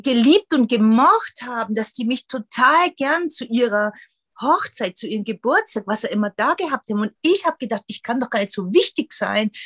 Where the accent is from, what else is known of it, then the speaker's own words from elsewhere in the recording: former East Germany, Germany; ich bin aus der ehemaligen DDR